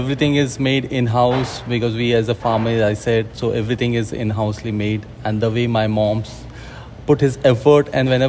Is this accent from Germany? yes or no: no; Uttarakhand, India; moved away; I grew up in a small region called Uttarakhand, which is near close to Himalaya. And about family and all, I grown up a family which is doing the farming and all. And my father is a army person